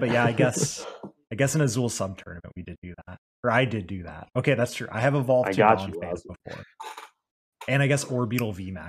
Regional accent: Australia; Bro, I'm Aussie

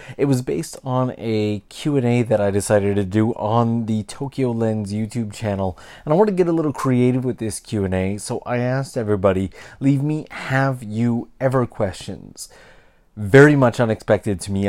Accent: Canada; I'm from Canada. I grew up surrounded by people from other countries, all the way from elementary school

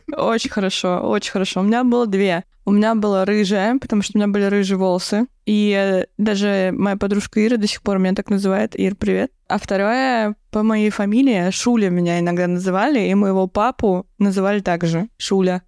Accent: Dolgoprudny, Moscow Oblast, Russia; я из Долгопа

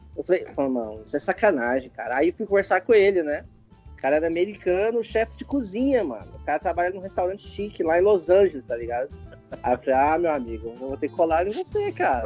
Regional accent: Goiânia, Goiás, Brazil; moved away; Eu vim de Goiânia, né? Então, eu fui criado comendo churrasco cinco vezes por semana

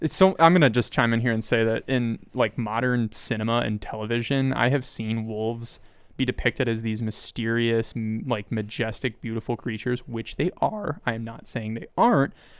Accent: Kansas, United States; I grew up in Kansas

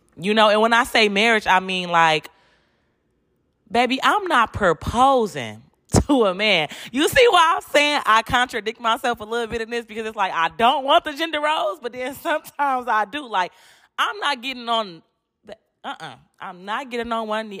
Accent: Detroit, Michigan, United States; moved away as an adult; now in Houston, United States; I'm from Detroit, but I live in Houston

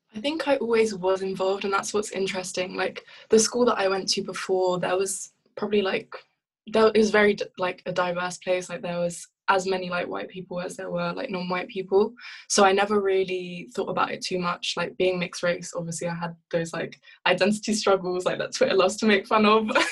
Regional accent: London, United Kingdom; moved away as an adult; also born or lived in Ivory Coast / France; now in Cambridge, United Kingdom; I grew up in South London, South East London

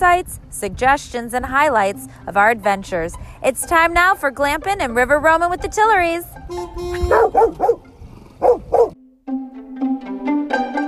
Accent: Lower Peninsula of Michigan, United States; now in Florida, United States; my home state, though I'm from the Lower Peninsula

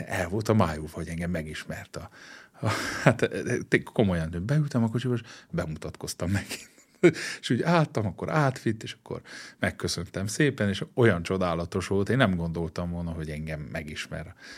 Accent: Székely Land, Romania; moved away as an adult; also born or lived in Germany / Switzerland; now in Hungary; mi, mi székeljek

